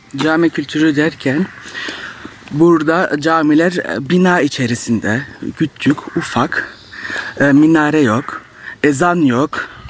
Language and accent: Turkish; Strasbourg, Grand Est, France; Fransa'da yaşıyorum. Strasbourg şehrinde. Burada doğup büyüdüm